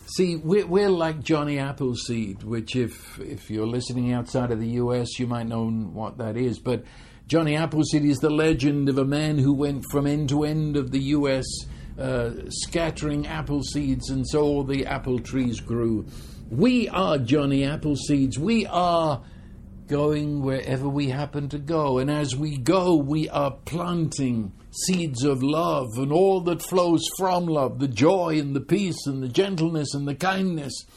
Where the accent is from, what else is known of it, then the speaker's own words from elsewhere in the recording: United Kingdom; I'm British